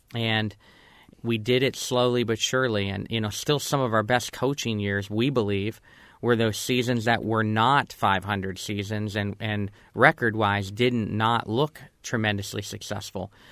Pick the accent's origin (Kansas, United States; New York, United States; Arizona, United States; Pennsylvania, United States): Pennsylvania, United States; Girard; growing up in Girard, Pennsylvania